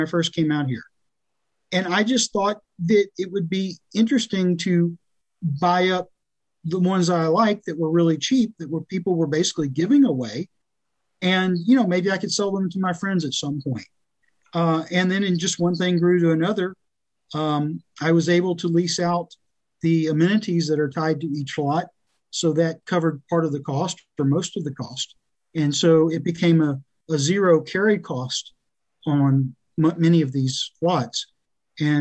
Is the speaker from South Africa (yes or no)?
no; South Louisiana, United States; also born or lived in Austin, Texas / Arkansas; now in Hot Springs Village, United States; I was born in Texas, raised in South Louisiana